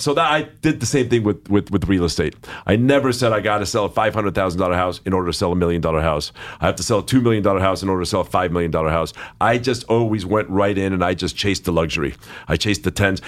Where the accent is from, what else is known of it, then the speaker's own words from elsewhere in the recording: Los Angeles, California, United States; I grew up here in Los Angeles